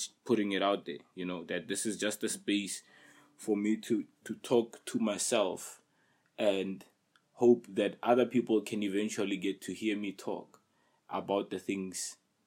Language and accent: English; Pretoria, Gauteng, South Africa; I'm in PTA, South Africa, right? And then I come from a hood. I come from Soshawan.